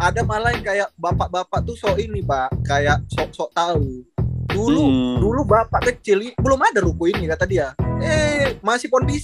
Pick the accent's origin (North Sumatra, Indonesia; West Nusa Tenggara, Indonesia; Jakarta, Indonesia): North Sumatra, Indonesia; Medan; karena kita juga sebenarnya besar di Medan